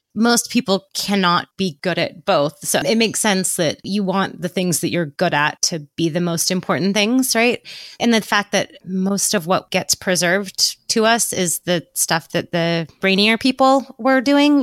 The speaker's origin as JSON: {"language": "English", "region": "Northern California", "country": "United States", "said": "I'm from Northern California"}